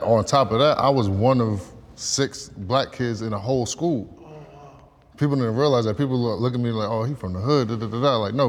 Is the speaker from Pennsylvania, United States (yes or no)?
no; New Jersey, United States; A lifestyle, Jersey.